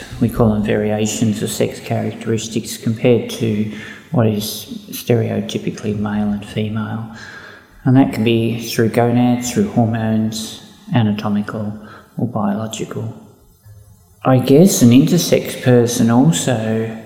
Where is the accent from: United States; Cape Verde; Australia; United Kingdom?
Australia; Ballarat, Victoria; I grew up in Ballarat. I went to school in Ballarat